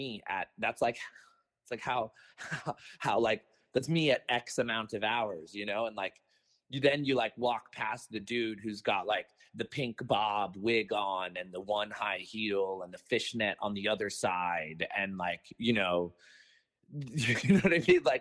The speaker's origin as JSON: {"language": "English", "town": "Los Angeles", "region": "California", "country": "United States", "tie": "born or raised there", "said": "growing up in Venice"}